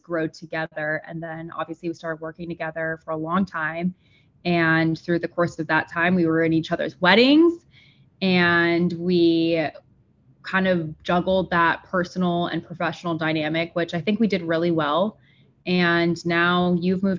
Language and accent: English; Sarasota, Florida, United States; now in St. Petersburg, United States; I grew up in Sarasota